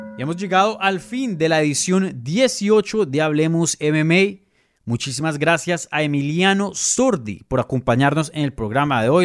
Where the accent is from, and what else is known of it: Venezuela